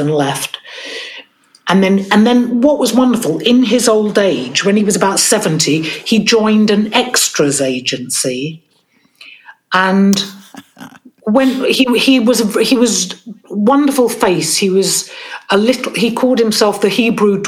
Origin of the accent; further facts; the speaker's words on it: London, United Kingdom; I grew up in a place called East Sheen, which is just on the edge of London